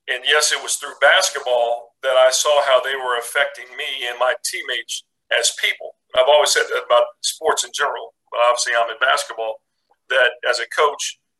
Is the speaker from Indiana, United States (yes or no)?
yes; Indianapolis, Indiana, United States; when we were kids growing up in Indianapolis.